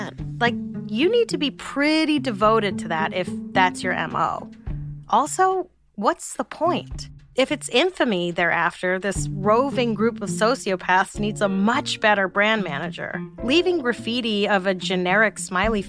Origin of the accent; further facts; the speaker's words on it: New York City, New York, United States; I grew up in New York City in the 80s and 90s